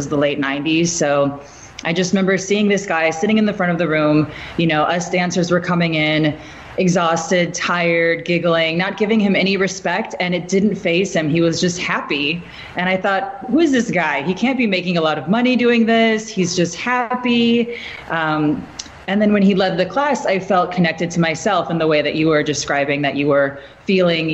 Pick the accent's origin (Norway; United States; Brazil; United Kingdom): United States; Midwest; moved away; I'm from the Midwest